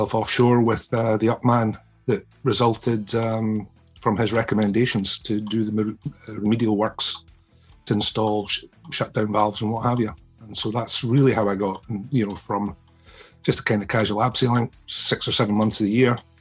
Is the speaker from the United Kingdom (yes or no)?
yes; Scotland, United Kingdom; the direction for us as a kid growing up in Lothian was Lothian School's climbing club